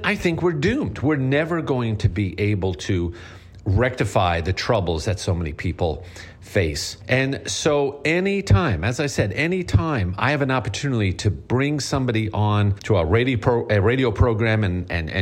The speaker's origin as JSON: {"language": "English", "area": "Long Island", "region": "New York", "country": "United States", "accent": "Long Island", "said": "two Long Island guys here. Our accents can get a little out of hand quickly"}